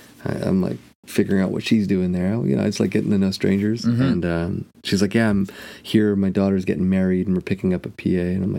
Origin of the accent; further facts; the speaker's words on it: Ireland; I'm so Irish, I don't spend any money on myself.